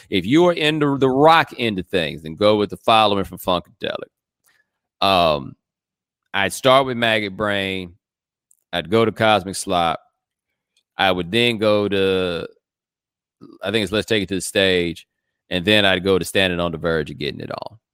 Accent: Houston, Texas, United States; I'm from Houston

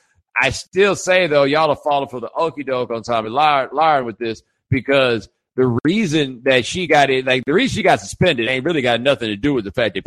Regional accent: New York City, New York, United States; I grew up in New York City, and I called upstate New York the South.

